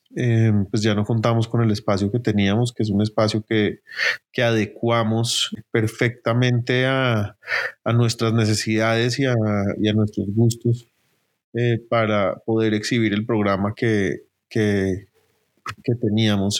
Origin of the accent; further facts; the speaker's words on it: Bogotá, Colombia; nací en Bogotá, donde he vivido toda mi vida.